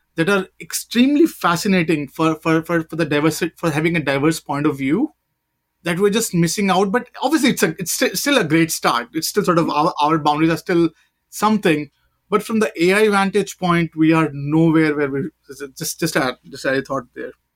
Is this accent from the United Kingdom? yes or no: no; India; now in United States; I'm an Indian